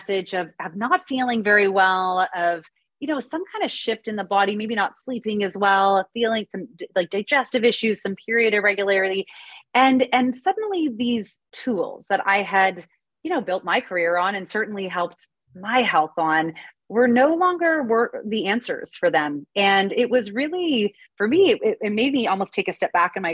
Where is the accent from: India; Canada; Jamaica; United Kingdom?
Canada; now in United States; I'm Canadian originally, but I live in the US